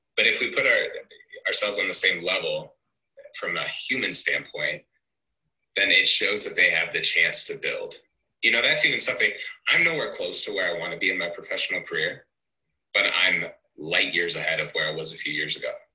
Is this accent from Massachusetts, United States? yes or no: no; Cedar Rapids, Iowa, United States; I'm actually from Cedar Rapids, Iowa